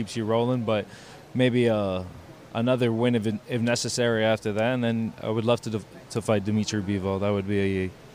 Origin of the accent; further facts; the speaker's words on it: Miami, Florida, United States; I'm in my hometown.